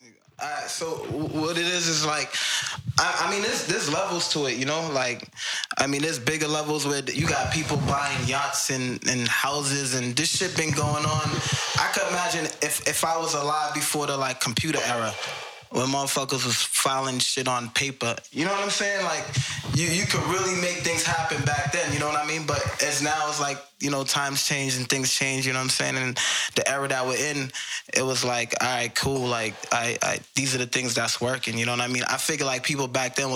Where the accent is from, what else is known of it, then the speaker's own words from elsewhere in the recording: Boston, Massachusetts, United States; I grew up in Boston